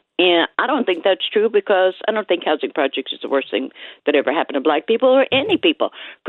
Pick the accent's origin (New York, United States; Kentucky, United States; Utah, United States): New York, United States; New York City; now in New Jersey, United States; I was brought up in the Marble Hill housing projects.